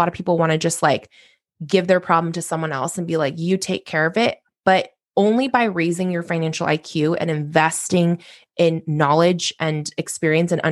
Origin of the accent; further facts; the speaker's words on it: Corvallis, Oregon, United States; I ultimately transferred home to Oregon State University, which is in my hometown of Corvallis